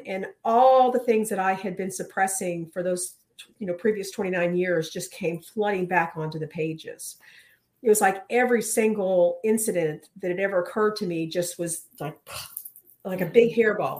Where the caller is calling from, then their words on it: Clayton, North Carolina, United States; Clayton, North Carolina, just outside of Raleigh.